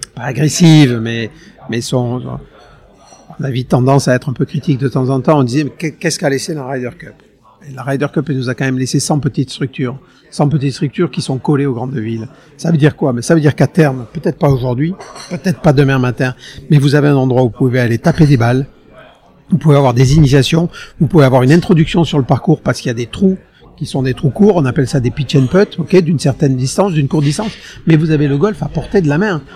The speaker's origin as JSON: {"language": "French", "town": "Hossegor", "region": "Nouvelle-Aquitaine", "country": "France", "tie": "born or raised there", "said": "J'ai grandi à Osgore"}